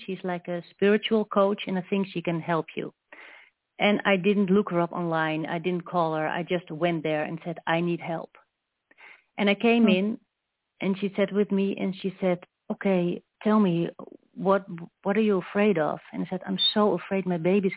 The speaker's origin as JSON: {"language": "English", "country": "Netherlands", "said": "I'm from Holland"}